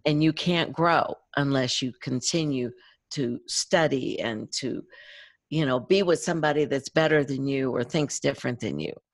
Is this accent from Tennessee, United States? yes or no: yes; East Tennessee, United States; I grew up in East Tennessee on a farm